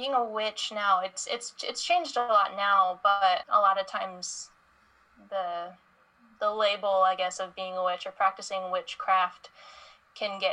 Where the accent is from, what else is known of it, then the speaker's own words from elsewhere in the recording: Indiana, United States; moved away as an adult; growing up in Indiana, I didn't really have a whole lot of resources for things like this.